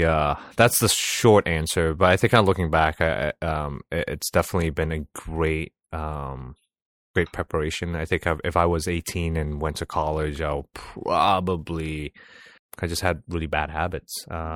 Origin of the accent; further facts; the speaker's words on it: Singapore; As a Singaporean citizen, I served 2.5 years, kind of went to officer cadet school